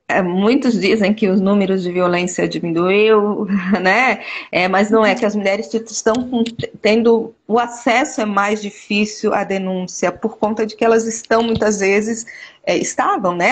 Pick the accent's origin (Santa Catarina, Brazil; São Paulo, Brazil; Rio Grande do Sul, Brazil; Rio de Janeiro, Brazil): Santa Catarina, Brazil; Florianópolis; eu sou nascida aqui em Florianópolis